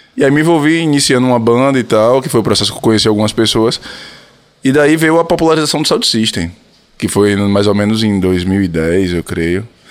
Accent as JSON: {"language": "Portuguese", "town": "Feira de Santana", "region": "Bahia", "country": "Brazil", "tie": "born or raised there", "also_born_or_lived": "Salvador", "said": "Eu, eu nasci em Feira, mas morei em Salvador durante, durante um período"}